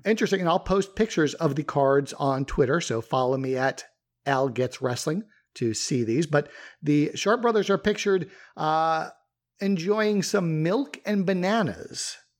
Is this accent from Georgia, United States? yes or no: no; Long Island, New York, United States; I grew up on Long Island